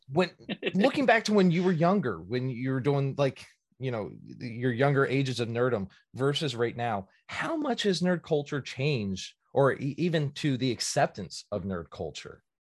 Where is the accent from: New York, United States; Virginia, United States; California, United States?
Virginia, United States; moved away; I'm originally from Virginia